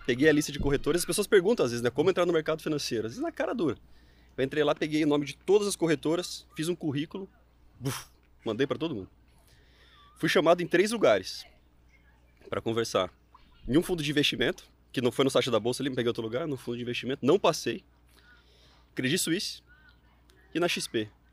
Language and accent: Portuguese; Mogi Mirim, São Paulo, Brazil; eu sou do interior de São Paulo, uma cidade pequenininha, Mojimirim